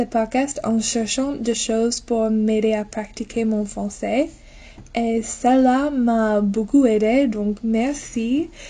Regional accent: United States; French is a second language; je viens des États-Unis

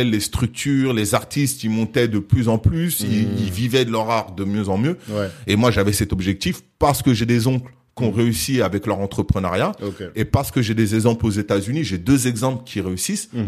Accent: France; Nous, on, on a le droit de rentrer à Cuba parce qu'en tant que Français, Cuba a, des deals avec la France qui leur permettaient de rentrer.

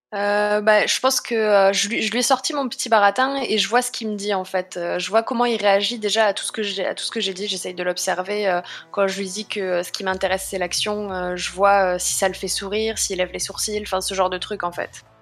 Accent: Paris, Île-de-France, France; je viens quand même de Paris

